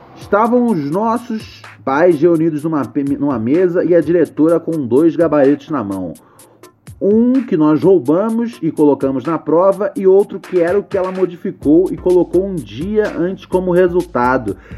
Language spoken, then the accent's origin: Portuguese; Rio de Janeiro, Brazil; Venho do Morro do Adeus, complexo do alemão